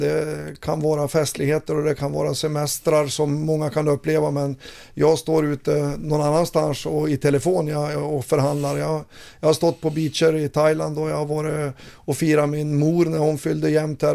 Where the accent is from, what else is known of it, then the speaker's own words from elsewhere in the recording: Fränsta, Västernorrland County, Sweden; moved away; Jag jagar älg i mina hemtrakter uppe i Fränsta